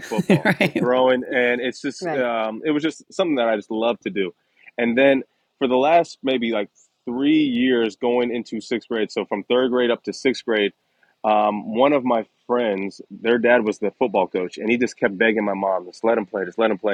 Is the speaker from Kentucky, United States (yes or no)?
no; Dayton, Ohio, United States; moved away as an adult; also born or lived in Columbus, Ohio / Philadelphia; grew up i was one of nine kids uh, i was the youngest boy and um, back in dayton ohio